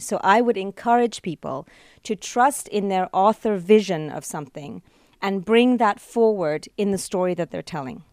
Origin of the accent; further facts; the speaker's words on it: Canada; I'm truly Canadian